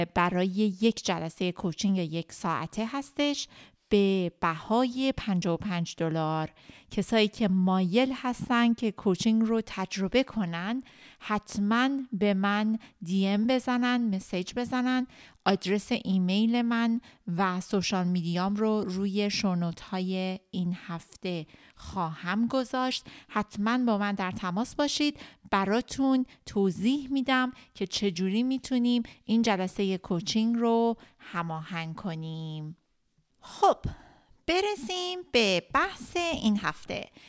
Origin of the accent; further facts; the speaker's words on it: Iran; ماهایی که ایرانی هستیم به خاطر مدل ایران وقتی که بزرگ شدیم